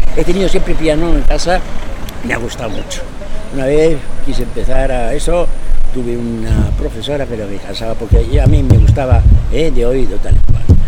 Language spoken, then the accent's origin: Spanish; Madrid, Community of Madrid, Spain; now in Astorga, Spain; yo soy de Madrid